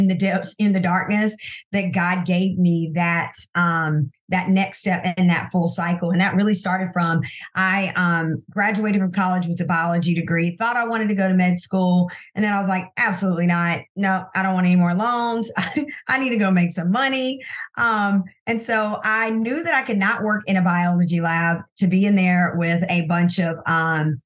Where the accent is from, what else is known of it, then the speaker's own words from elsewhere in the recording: Anderson, South Carolina, United States; also born or lived in Silver Spring, Maryland; we moved to South Carolina so that I could be raised around